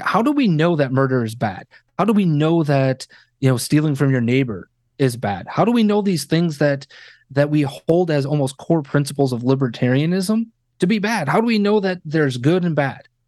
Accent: Wisconsin, United States; now in Chicago, United States; born and raised in Wisconsin

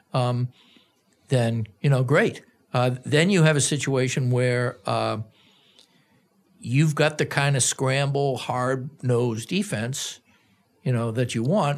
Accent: Boston, Massachusetts, United States; now in Minneapolis, United States; I grew up in Boston, which is a prestigious city in many quarters

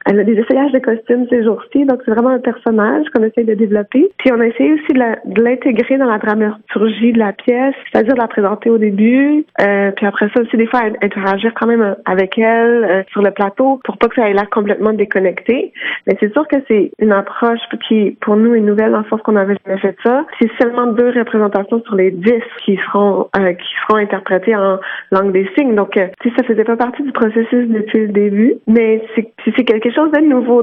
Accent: Quebec, Canada; also born or lived in Montreal; je suis je suis québécoise puis j'habite à Montréal.

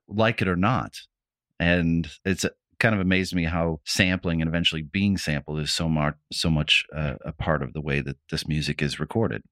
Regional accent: Midwest, United States; When I was a kid, like, growing up in the Midwest

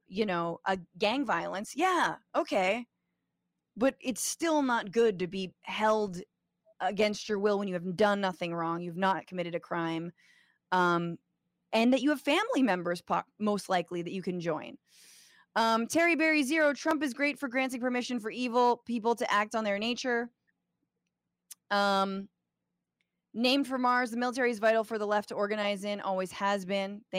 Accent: Guatemala; I'm from Guatemala. It's sad.

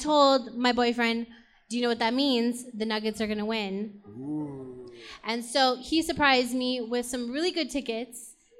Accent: Las Cruces, New Mexico, United States; moved away; So I'm from Las Cruces, New Mexico, where we don't have an NBA team.

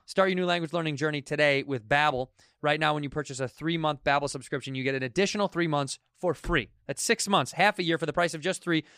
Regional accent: United States; I'm American, but I'm also Irish

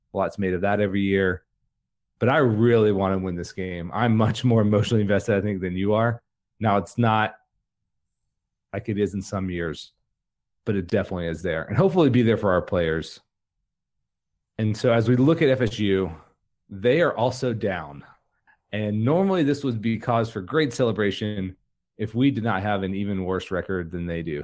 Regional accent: Jacksonville, Florida, United States; I grew up in Jacksonville, Florida

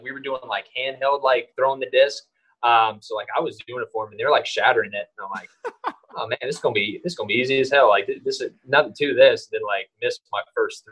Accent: Lynchburg, Virginia, United States; I am from the same hometown that Brandon Inge grew up

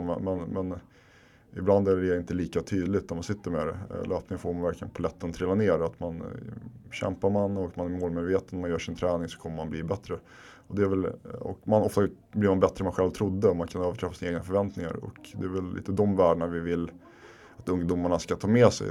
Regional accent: Stockholm, Stockholm County, Sweden; moved away as an adult; also born or lived in Husby / Finland (parents); now in Sundbyberg, Sweden; jag är uppvuxen här i Kista där vi sitter nu andra generationens invandrare, mina föräldrar är från Finland

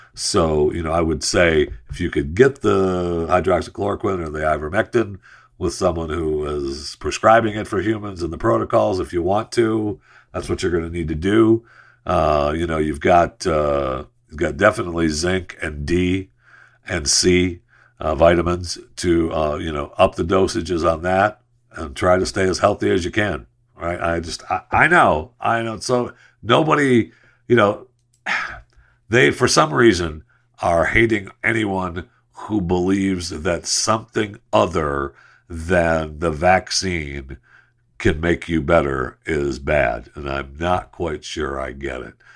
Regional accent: United States; as an American and as someone who speaks English

